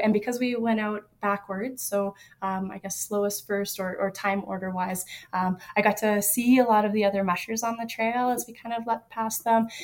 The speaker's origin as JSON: {"language": "English", "town": "Yellowknife", "region": "Northwest Territories", "country": "Canada", "tie": "born or raised there", "also_born_or_lived": "Alaska", "moved": "yes", "lives_now": "California, United States", "said": "I grew up in Yellowknife"}